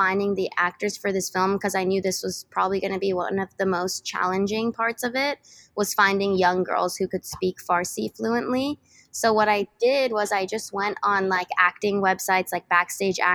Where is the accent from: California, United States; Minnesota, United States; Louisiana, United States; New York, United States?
California, United States; San Diego; I'm from San Diego, and I went to a school called Canyon Crest Academy